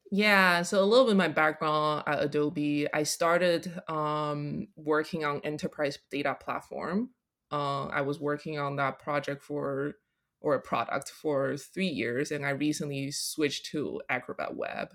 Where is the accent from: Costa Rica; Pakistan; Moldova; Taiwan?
Taiwan; also born or lived in Colorado; now in New York, United States; growing up in Taiwan